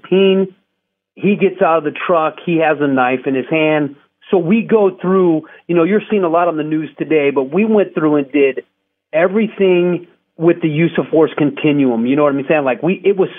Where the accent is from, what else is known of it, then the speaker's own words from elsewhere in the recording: Scottsdale, Arizona, United States; I was a clean-cut kid, born and raised in Scottsdale, huge family, church-going